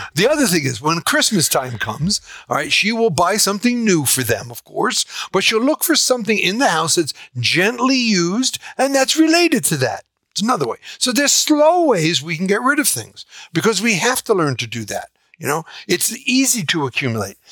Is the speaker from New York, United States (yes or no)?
yes; New York, United States; I'm from New York, we would say, shut up